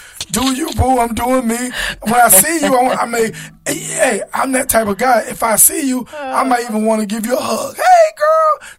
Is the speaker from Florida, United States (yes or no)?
yes; Florida, United States; my hometown in Florida.